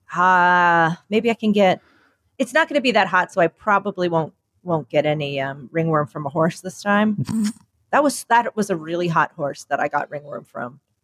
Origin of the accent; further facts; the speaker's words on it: United States; I'm the American in the family.